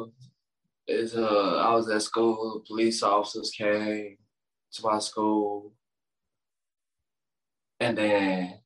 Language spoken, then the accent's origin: English; St. Louis, Missouri, United States; also born or lived in Minnesota; came back to St. Louis